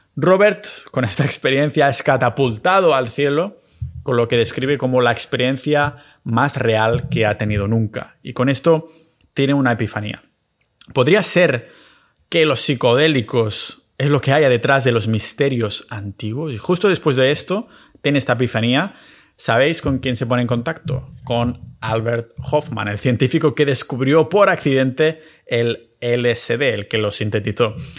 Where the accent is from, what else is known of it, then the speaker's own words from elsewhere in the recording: Catalonia, Spain; mi tierra natal, en Cataluña